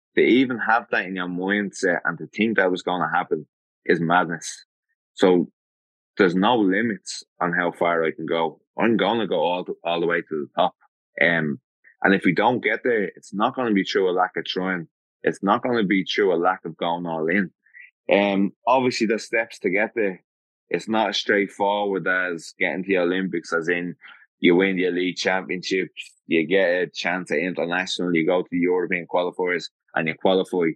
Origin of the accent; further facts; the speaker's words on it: Dublin, Leinster, Ireland; I come from Dublin